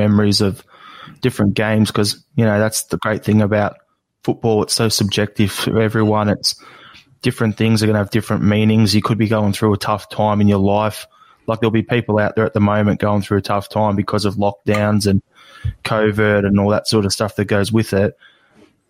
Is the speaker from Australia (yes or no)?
yes; Australia; an Australian born and bred guy